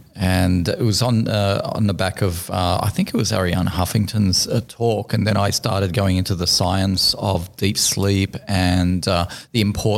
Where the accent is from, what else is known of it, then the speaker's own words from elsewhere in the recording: Lebanon; I was raised in Lebanon. So as a little boy, I used to, my parents used to leave us with my grandmother in summer holidays for 3 months in the village.